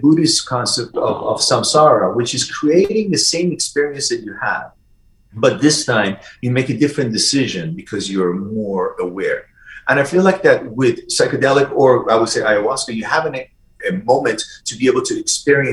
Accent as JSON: {"language": "English", "country": "Iran", "tie": "born or raised there", "also_born_or_lived": "Vienna / Michigan / San Francisco / New York City", "moved": "yes", "said": "when I grew up in Iran, my grandparents, they always bought stuff from Europe"}